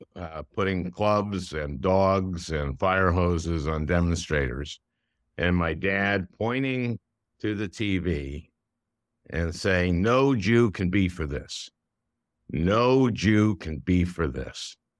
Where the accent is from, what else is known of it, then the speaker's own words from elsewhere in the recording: Minnesota, United States; I grew up in Minnesota